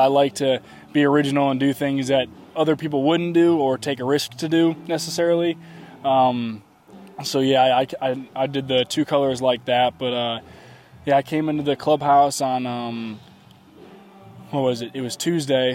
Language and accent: English; outside of Chicago, Illinois, United States; that's where I grew up outside of Chicago.